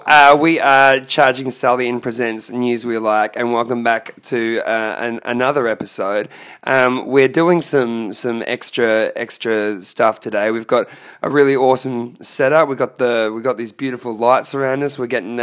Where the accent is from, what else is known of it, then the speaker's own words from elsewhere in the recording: Brisbane, Queensland, Australia; growing up in Brisbane and the Fortitude Valley